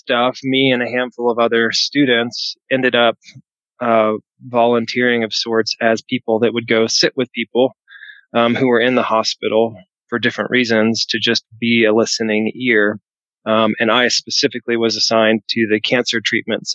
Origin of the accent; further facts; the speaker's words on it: the South, United States; also born or lived in Nashville, Tennessee; I grew up in the South